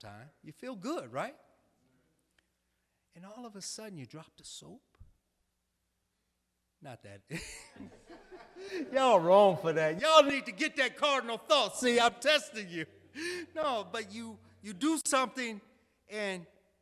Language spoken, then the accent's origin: English; Chicago, Illinois, United States; I'm from Chicago